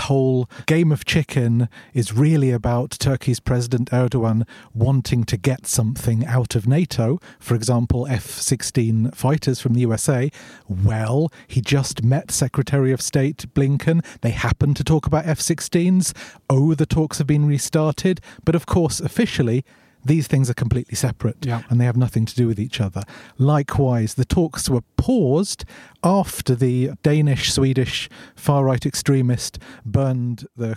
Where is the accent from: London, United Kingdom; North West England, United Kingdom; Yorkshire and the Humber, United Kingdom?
London, United Kingdom; moved away as an adult; also born or lived in Sweden; now in Stockholm, Sweden; I'm originally from London. I moved to Sweden a long time ago, like 16 years ago